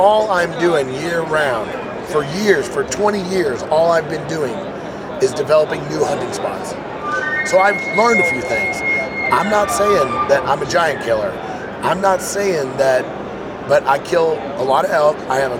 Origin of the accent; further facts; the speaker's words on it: Missouri, United States; moved away as an adult; now in Missoula, United States; So we live in Montana now. So a little background, like I said, I come from Missouri